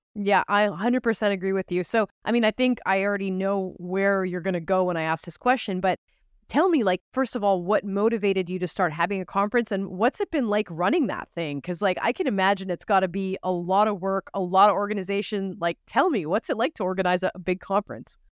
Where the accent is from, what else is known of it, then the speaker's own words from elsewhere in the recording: Canada; As a Canadian